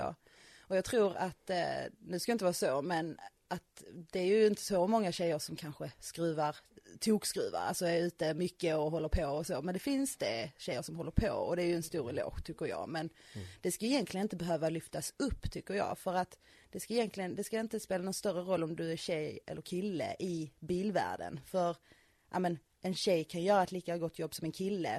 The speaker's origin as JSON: {"language": "Swedish", "region": "Skåne", "country": "Sweden", "tie": "born or raised there", "moved": "as an adult", "lives_now": "Östergötland, Sweden", "said": "Jag är ju faktiskt uppvuxen i Skåne"}